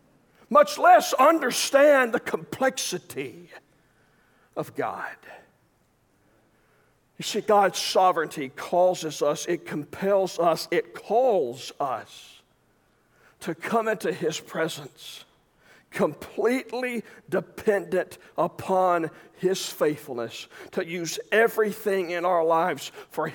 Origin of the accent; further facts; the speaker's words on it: Arkansas, United States; I'm from Arkansas